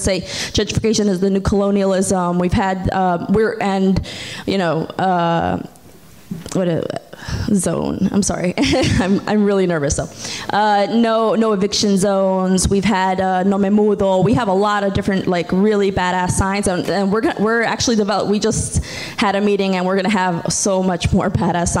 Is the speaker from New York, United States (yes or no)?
yes; New York City, New York, United States; also born or lived in Ecuador; born in Ecuador, but I was raised all my life in Brooklyn. I was brought here when I was 8 months old